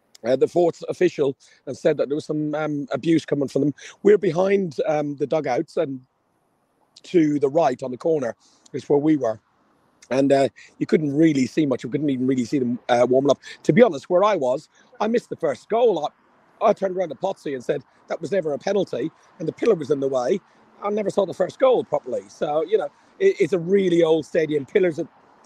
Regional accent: Ireland; I'm Irish.

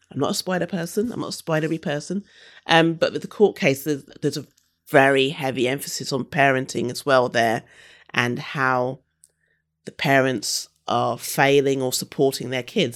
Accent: London, United Kingdom; also born or lived in Brighton / Leeds / Sydney; I grew up in London, I'm from London and, you know, London's my home city

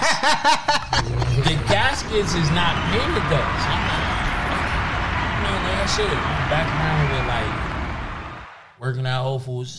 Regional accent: Irvington, New Jersey, United States; I'm from Irvington

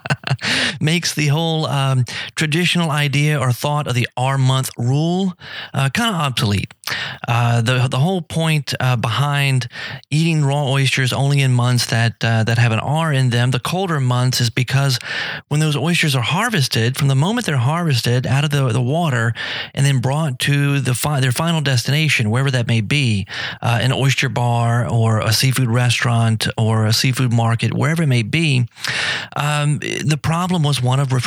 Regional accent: South Louisiana, United States; growing up in South Louisiana, right here, so close to the Gulf

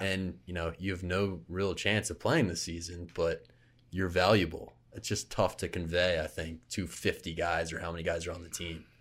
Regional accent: Philadelphia, Pennsylvania, United States; moved away; Philly, my hometown

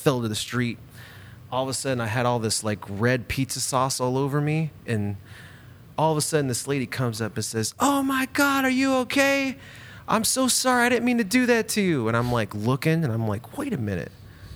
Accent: Bakersfield, California, United States; moved away as an adult; also born or lived in Louisiana; now in Eugene, United States; I grew up in Bakersfield until I was about 22 or 21

